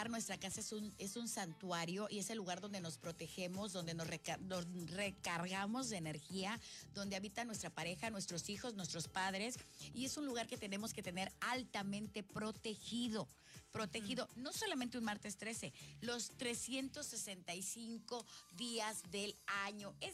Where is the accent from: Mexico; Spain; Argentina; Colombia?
Mexico; Tlacotalpan, Veracruz; yo soy de la cuenca, mana, yo soy de Tlacotalpa.